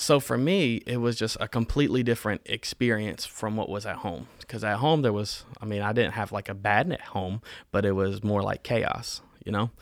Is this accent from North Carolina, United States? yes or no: yes; Winston-Salem, North Carolina, United States; also born or lived in Augusta, Georgia / Saint Paul, Minnesota; We lived in North Carolina from the age that I was three till now. I still live in Winston-Salem.